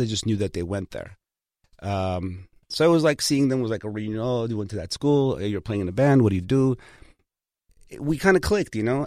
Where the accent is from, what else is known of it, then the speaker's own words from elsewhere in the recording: Los Angeles, California, United States; English is a second language; also born or lived in Armenia; I learned everything in Hollywood. You know, I grew up on Kingsley and Sunset and Fountain